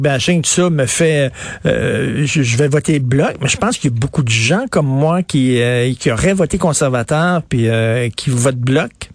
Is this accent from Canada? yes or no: yes; Quebec, Canada